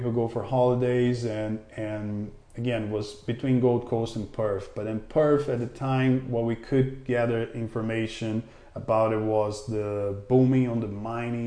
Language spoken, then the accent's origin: English; Brazil; accent: a mix from Brazil, but from Canada; English is a second language; moved away as an adult; also born or lived in Toronto, Canada; now in Western Australia, Australia; originally from Brazil